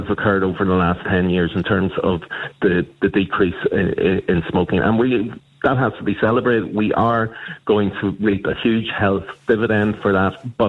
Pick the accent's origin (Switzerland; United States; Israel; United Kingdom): Switzerland; Uri; but when I was growing up in Uri in the 80s, there was smoking everywhere.